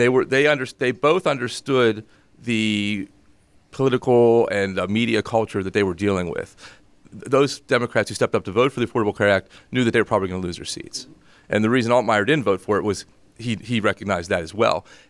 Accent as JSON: {"language": "English", "town": "Greensburg", "region": "Pennsylvania", "country": "United States", "said": "I'm from Greensburg"}